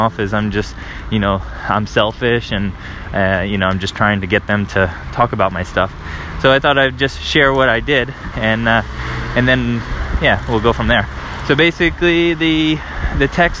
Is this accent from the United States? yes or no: yes; United States; moved away as an adult; now in Paris, France